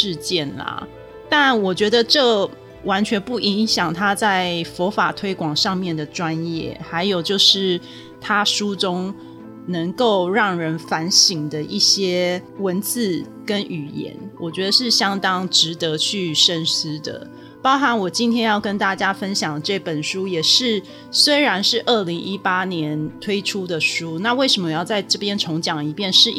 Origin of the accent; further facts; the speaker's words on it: Taiwan; 在我们台湾人来讲，是完全不可思议的景象。